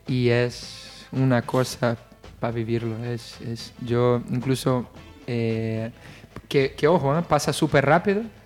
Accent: Rio de Janeiro, Brazil; Spanish is a second language; moved away as an adult; also born or lived in Italy; now in Spain; yo además soy de Río de Janeiro

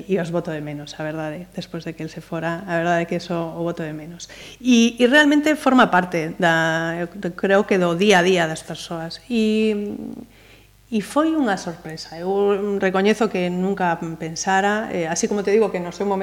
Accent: Ferrol, Galicia, Spain; moved away as an adult; also born or lived in Salamanca; now in Pontevedra, Spain; E ademais eu son de Ferrol.

